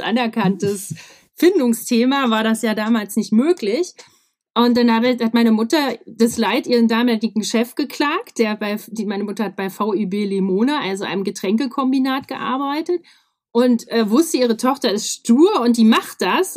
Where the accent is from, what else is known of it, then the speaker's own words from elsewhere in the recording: Weimar, Thuringia, Germany; ich bin im Weimar geboren, in Thüringen, du kennst das schöne Land.